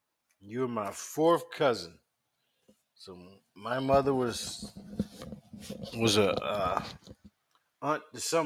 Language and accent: English; South Carolina, United States; and we grew up in South Carolina